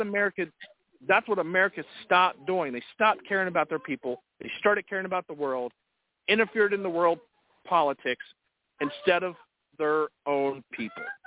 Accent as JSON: {"language": "English", "country": "United States", "said": "us as American people"}